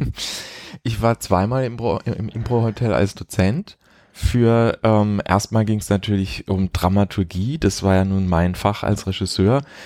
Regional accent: Heidelberg, Baden-Württemberg, Germany; moved away as an adult; also born or lived in Karlsruhe / Mannheim; now in Berlin, Germany; In Heidelberg aufgewachsen, in Mannheim zur Schule gegangen. Also so Baden.

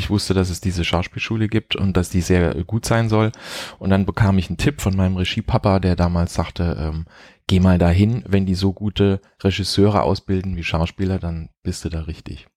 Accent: Heidelberg, Baden-Württemberg, Germany; moved away as an adult; also born or lived in Karlsruhe / Mannheim; now in Berlin, Germany; In Heidelberg aufgewachsen, in Mannheim zur Schule gegangen. Also so Baden.

